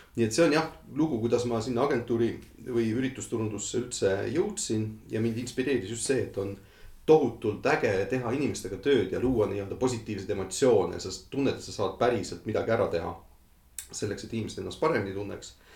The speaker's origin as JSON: {"language": "Estonian", "country": "Estonia", "tie": "born or raised there", "also_born_or_lived": "London", "moved": "as an adult", "said": "need minu inimesed, minu kodumaa, minu, minu lähedased"}